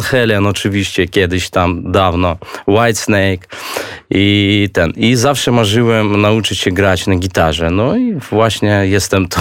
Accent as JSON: {"language": "Polish", "country": "Belarus", "also_born_or_lived": "Minsk, Belarus", "second_language": "Polish", "moved": "as an adult", "lives_now": "Warsaw, Poland", "said": "jestem z Białorusi, więc będę po polsku rozmawiać tak, jak, jak Białorusin, a nie Polak"}